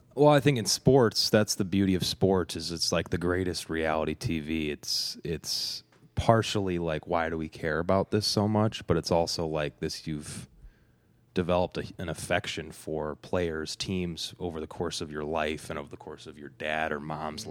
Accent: Evanston, Illinois, United States; I grew up in Evanston, about a half mile to a mile away from the stadium

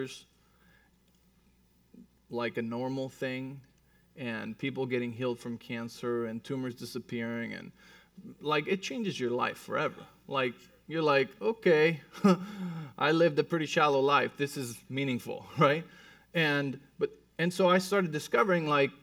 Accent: Mexico City, Mexico; moved away; I was born and raised in Mexico City.

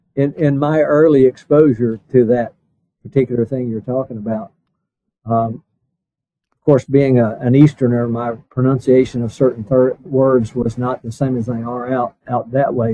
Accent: Blue Ridge Mountains, United States; I grew up around in the Blue Ridge Mountains

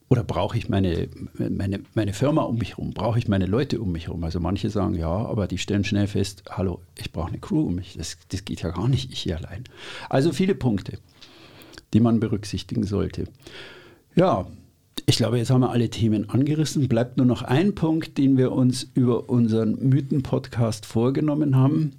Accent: Munich, Bavaria, Germany; Ich bin in München aufgewachsen

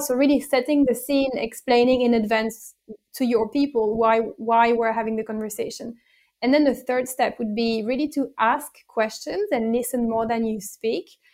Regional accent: France; English is a second language; moved away as an adult; also born or lived in Italy; now in United Kingdom; I was born and bred in France, uh, and then I've lived in Italy for a few years, and then I now live in the United Kingdom.

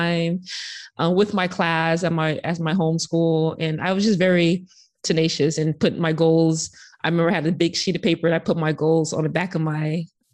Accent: Sacramento, California, United States; I'm from Sacramento

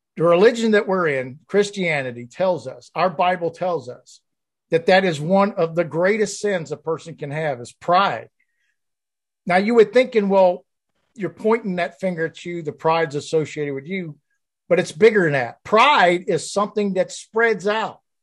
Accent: the South, United States; I grew up in the South

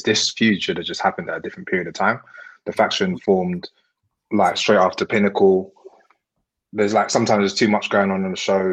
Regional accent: United Kingdom; as a British fan of wrestling, especially as a black man

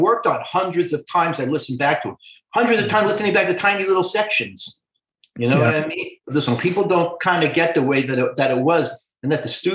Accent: New York City, New York, United States; I'm a Brooklyn boy, man. I'm like a Brooklyn Jew from the 50s and 60s

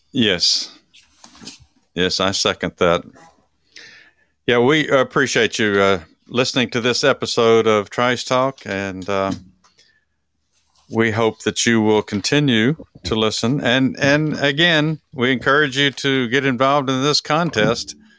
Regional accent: Texas, United States; from my home state

